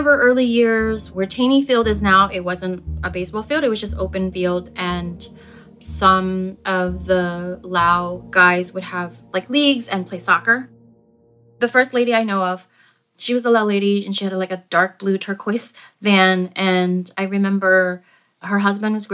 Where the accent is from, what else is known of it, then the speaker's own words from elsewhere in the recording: Philadelphia, Pennsylvania, United States; I grew up mostly in Philadelphia.